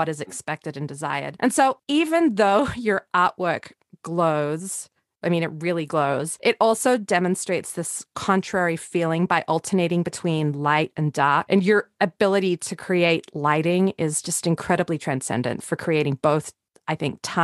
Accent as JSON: {"language": "English", "country": "Australia", "tie": "born or raised there", "said": "I grew up in Australia"}